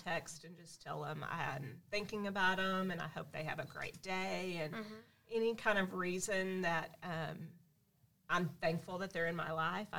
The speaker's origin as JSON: {"language": "English", "town": "Springdale", "region": "Arkansas", "country": "United States", "tie": "born or raised there", "said": "growing up in Springdale"}